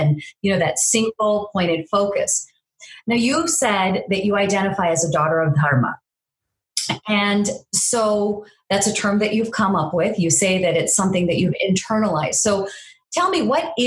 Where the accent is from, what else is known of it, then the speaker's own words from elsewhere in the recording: California, United States; I grew up out in California